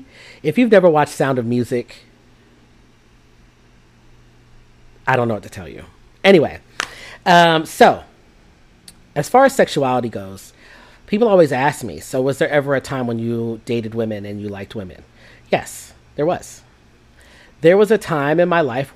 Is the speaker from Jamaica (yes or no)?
yes; Jamaica; I'm Jamaican